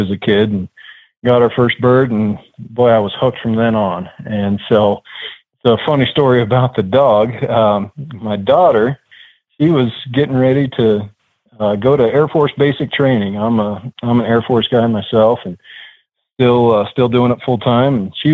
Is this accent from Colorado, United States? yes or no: yes; Gunnison, Colorado, United States; now in Colorado Springs, United States; I was born and raised up in the mountain town of Gunnison, Colorado